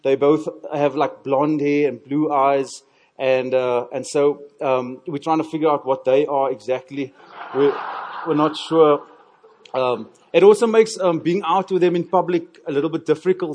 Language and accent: English; Cape Town, Western Cape, South Africa; I'm from Cape Town, thoroughly Cape Townian